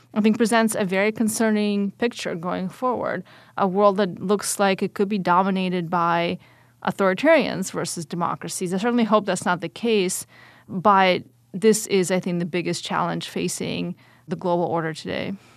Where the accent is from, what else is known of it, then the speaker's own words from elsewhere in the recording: Atlanta, Georgia, United States; also born or lived in Kyiv, Ukraine; my family immigrated in nineteen ninety-one, but before the fall of the Soviet Union, to Atlanta, Georgia. So I went straight from the Soviet state to the South in the United States and grew up the rest of my childhood there.